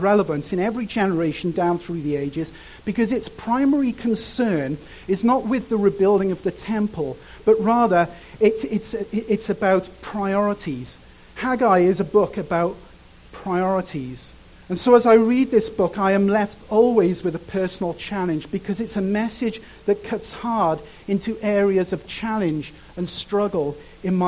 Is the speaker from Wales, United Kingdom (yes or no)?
yes; Cardiff, Wales, United Kingdom; moved away; I grew up in a place called Cardiff